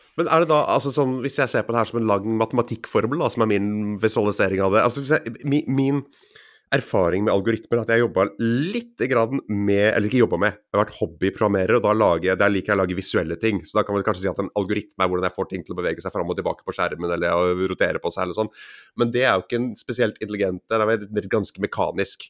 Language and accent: Norwegian; Grimstad, Agder, Norway; also born or lived in Oslo; jeg er født i Oslo, men oppvokst på Fevik utenfor Grimstad